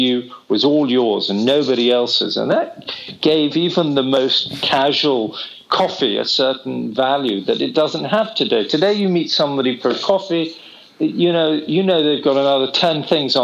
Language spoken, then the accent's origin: English; Oxford, South East England, United Kingdom; now in London, United Kingdom; I grew up in Oxford